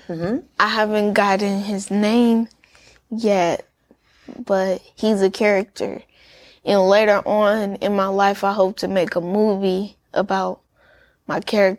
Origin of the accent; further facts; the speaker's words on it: St. Louis, Missouri, United States; also born or lived in Memphis; I came from St. Louis and Memphis.